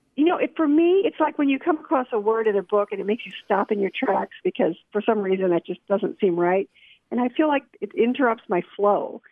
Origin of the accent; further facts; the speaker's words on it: New Jersey, United States; moved away as an adult; also born or lived in Georgia / Tennessee; now in Spring Hill, Tennessee, United States; I was born and raised in New Jersey